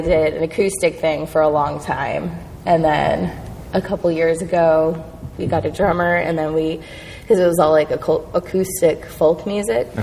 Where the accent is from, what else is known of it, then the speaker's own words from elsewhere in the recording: Riverside, Corona, Chino area, California, United States; also born or lived in Oregon; we bounced all over the Riverside, Corona, Chino area